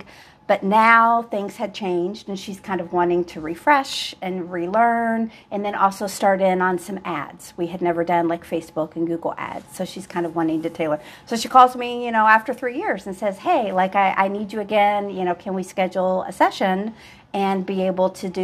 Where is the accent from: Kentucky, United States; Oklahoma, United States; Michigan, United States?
Kentucky, United States; Louisville; moved away; I'm from Louisville